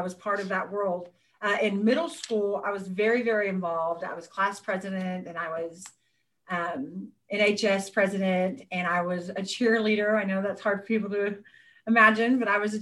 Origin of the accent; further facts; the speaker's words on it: Seguin, Texas, United States; also born or lived in Karnes City, Texas; I grew up in Seguin, Texas. I was actually born in Carnes City, but I moved to Seguin.